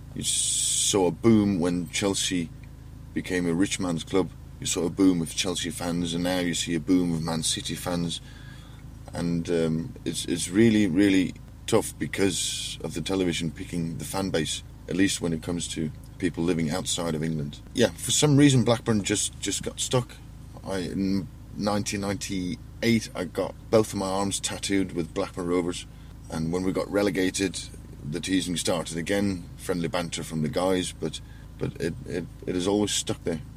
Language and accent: English; Faroe Islands; born or raised there